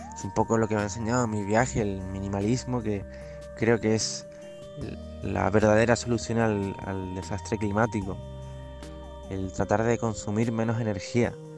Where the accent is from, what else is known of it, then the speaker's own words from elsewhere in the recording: Canary Islands, Spain; Soy un chico canario que está recorriendo las Islas Canarias caminando